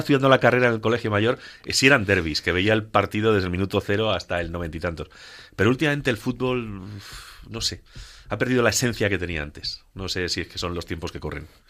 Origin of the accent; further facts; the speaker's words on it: Ciudad Real, Castilla-La Mancha, Spain; en mi tierra, en Ciudad Real